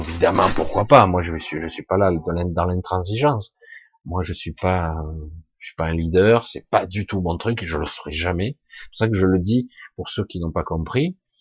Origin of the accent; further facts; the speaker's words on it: France; je suis français